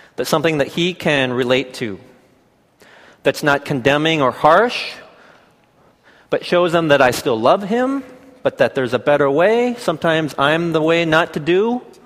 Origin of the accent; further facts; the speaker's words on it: Seattle, Washington, United States; I'm from the Seattle area